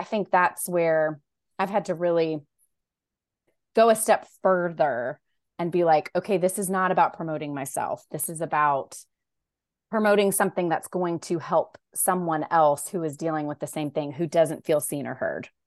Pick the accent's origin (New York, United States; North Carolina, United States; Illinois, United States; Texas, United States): North Carolina, United States; Raleigh; I grew up in Raleigh, North Carolina, so that's where I live